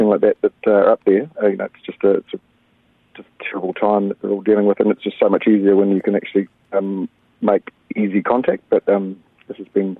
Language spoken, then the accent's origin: English; Waitoa, New Zealand; now in Twizel, New Zealand; we're all from Waitoa